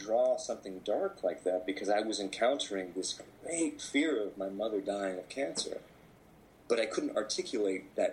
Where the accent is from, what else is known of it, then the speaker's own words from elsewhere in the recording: Anchorage, Alaska, United States; I was born in Anchorage, Alaska.